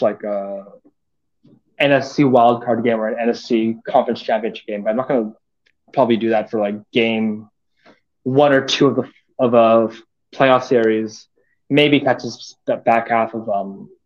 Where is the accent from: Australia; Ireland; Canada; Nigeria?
Canada; Vancouver, British Columbia; I'm from Vancouver